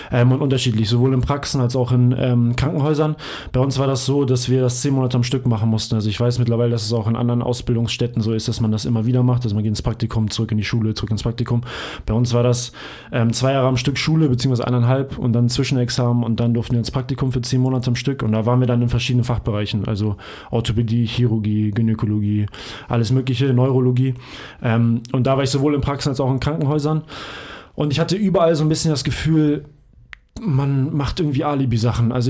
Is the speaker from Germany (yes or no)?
yes; Hamburg, Germany; ich komme ursprünglich aus Hamburg. Ich hab, ähm, bin in Hamburg geboren worden und aufgewachsen